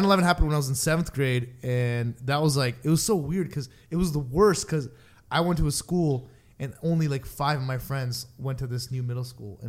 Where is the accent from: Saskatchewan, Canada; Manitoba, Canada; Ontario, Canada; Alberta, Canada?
Ontario, Canada; Guelph; I did not grow up in a multicultural city. I grew up in a small city called Guelph.